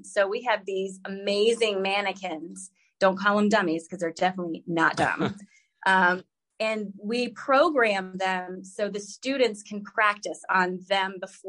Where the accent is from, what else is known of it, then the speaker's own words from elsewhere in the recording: Virginia, United States; also born or lived in Alaska / Texas / South Carolina; I was born in Virginia, but my dad was in the Air Force. So I traveled a lot as a kid. I lived in Alaska for a while. I lived in Texas for a while, South Carolina.